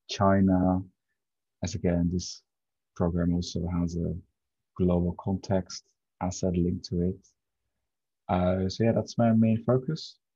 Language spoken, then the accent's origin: English; Netherlands; I'm from the Netherlands